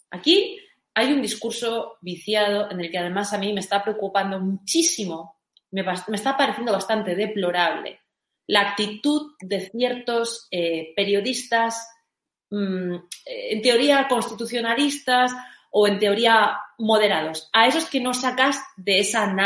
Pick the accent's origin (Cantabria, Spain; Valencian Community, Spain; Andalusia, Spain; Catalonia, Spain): Valencian Community, Spain; yo se lo digo como valenciana, yo que vivo en una, en una comunidad gobernada por nacionalistas y por socialistas